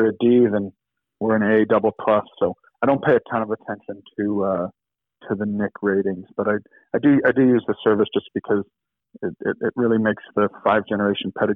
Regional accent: Chicago, Illinois, United States; I grew up in Chicago, so I didn't grow up on a horse farm.

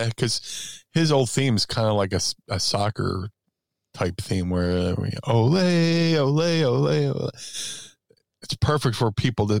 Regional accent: Philadelphia, Pennsylvania, United States; Being a Philadelphian

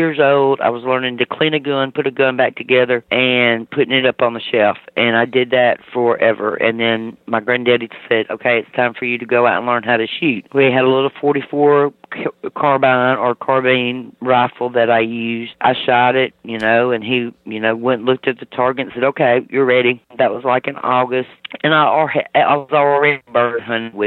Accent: Mississippi, United States; moved away; I'm originally from Mississippi

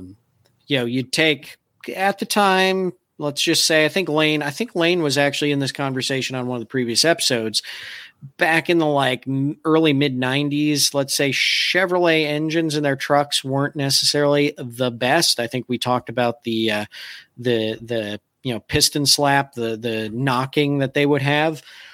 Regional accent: Saginaw, Michigan, United States; I grew up near Saginaw, Michigan. I grew up in GM country

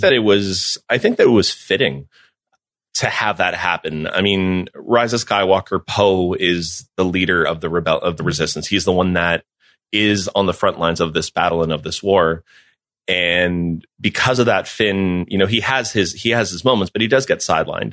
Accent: Mexico; moved away; I grew up in Mexico

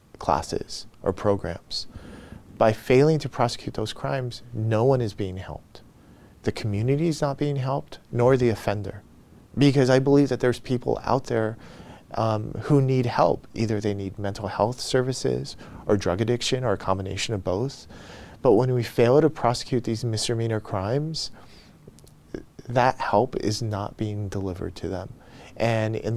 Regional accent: Los Angeles, California, United States; also born or lived in Pico Rivera; I grew up in Boyle Heights. Some people would consider that East Los Angeles

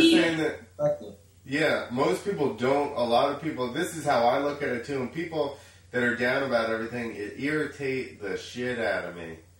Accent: New Jersey, United States; moved away; I grew up in New Jersey.

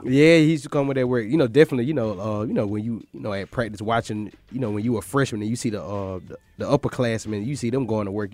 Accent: Macon, Georgia, United States; I'm from Macon, Georgia

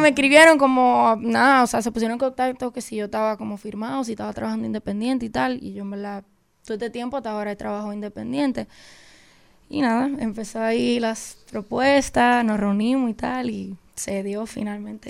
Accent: Dominican Republic; porque es mi país

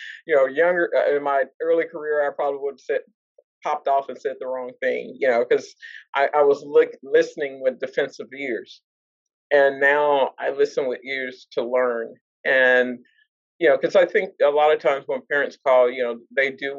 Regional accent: Dallas, Texas, United States; now in Arlington, United States; I work in Fort Worth, but I do not live in Fort Worth. I'm from Dallas.

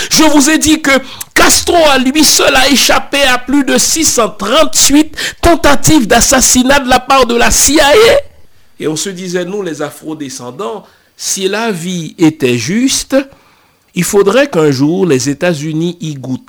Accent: Haiti; chez nous en Haïti

